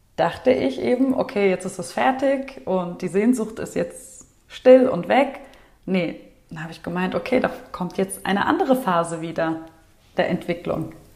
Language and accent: German; Wiesbaden, Hesse, Germany; hier in Deutschland, da wo ich aufgewachsen bin, in Wiesbaden